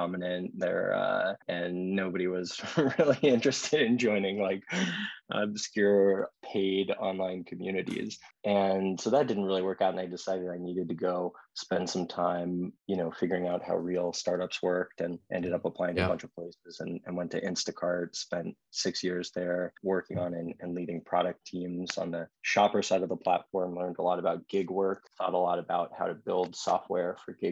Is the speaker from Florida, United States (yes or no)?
no; Austin, Texas, United States; I was born and raised in Austin and grew up, you know, going out into the hill country.